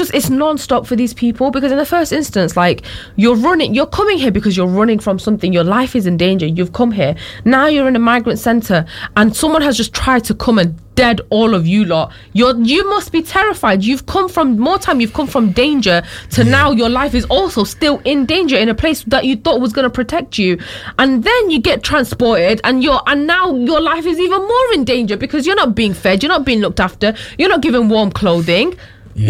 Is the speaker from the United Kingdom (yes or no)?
yes; United Kingdom; I am also British